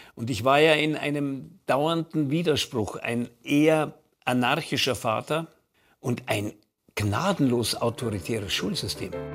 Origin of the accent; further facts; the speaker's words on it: Munich, Bavaria, Germany; bei uns zu Hause in München am Marianenplatz in unserer Wohnung